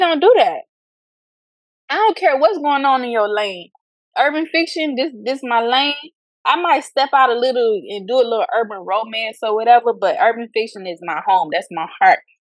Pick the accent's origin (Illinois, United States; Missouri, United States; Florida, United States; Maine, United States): Florida, United States; Fort Lauderdale; I am from Fort Lauderdale, Florida